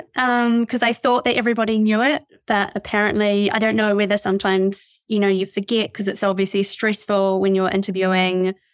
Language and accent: English; New Zealand; now in United Kingdom; I'm from New Zealand. I live in, uh, the U K